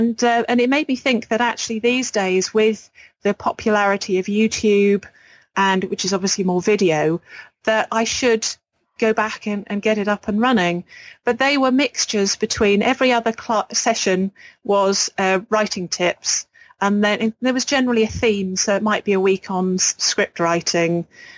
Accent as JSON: {"language": "English", "region": "England", "country": "United Kingdom", "accent": "English", "said": "because I'm English, I think, with a sort of an ordinary English accent, they loved it."}